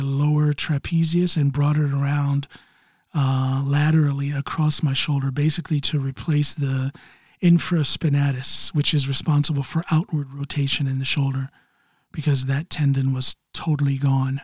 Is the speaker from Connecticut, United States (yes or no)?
no; Ohio, United States; now in Norway; my home state of Ohio